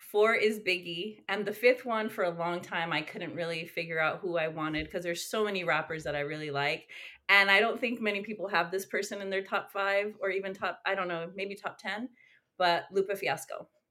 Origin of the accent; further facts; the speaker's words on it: West Coast, United States; moved away as an adult; now in Long Beach, United States; I'm, I'm from the West Coast